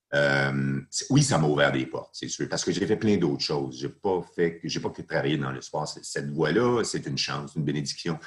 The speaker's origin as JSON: {"language": "French", "town": "Laval", "region": "Quebec", "country": "Canada", "said": "j'étais parti de chez moi à Saint-Vincent-de-Paul à Laval"}